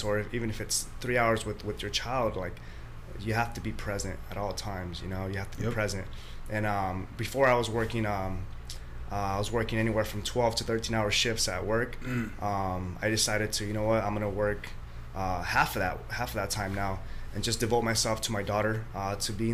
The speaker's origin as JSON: {"language": "English", "country": "El Salvador", "moved": "yes", "said": "I'm from El Salvador, so my family from El Salvador"}